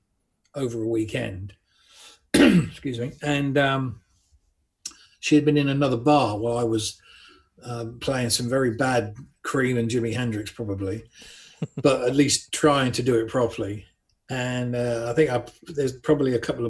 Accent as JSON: {"language": "English", "town": "Buckingham", "region": "South East England", "country": "United Kingdom", "tie": "born or raised there", "said": "I grew up in Buckingham, Buckinghamshire"}